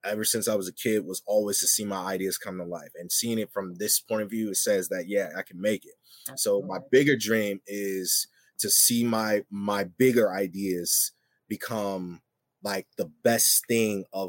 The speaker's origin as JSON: {"language": "English", "town": "Waterloo", "region": "Iowa", "country": "United States", "tie": "born or raised there", "moved": "as an adult", "said": "City I grew up in is Waterloo"}